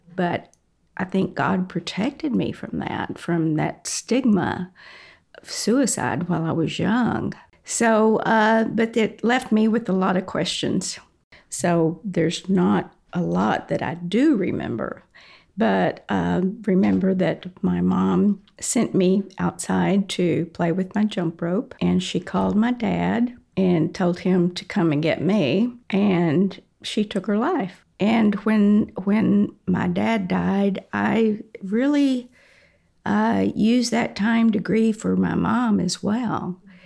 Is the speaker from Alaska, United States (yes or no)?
no; Comanche, Texas, United States; I was born in Comanche, Texas, which is a small little town in Texas, about 4,000 people